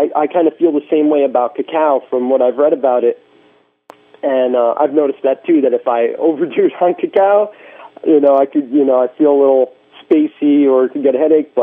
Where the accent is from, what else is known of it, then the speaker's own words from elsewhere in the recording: Connecticut, United States; my old hometown where, you know, back when I was a teenager